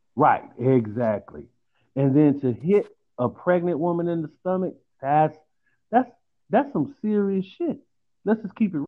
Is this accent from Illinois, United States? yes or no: yes; Chicago, Illinois, United States; I'm from Chicago